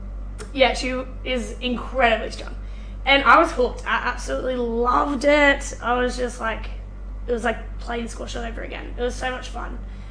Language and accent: English; New South Wales, Australia; moved away as an adult; now in Queensland, Australia; I was born in New South Wales. I'm still a proud New South Welshman, no matter how many series we lose.